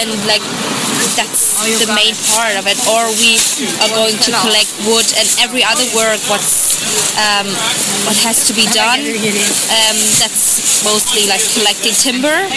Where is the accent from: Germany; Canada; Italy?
Germany; English is a second language; moved away as an adult; now in Ireland; I'm from Germany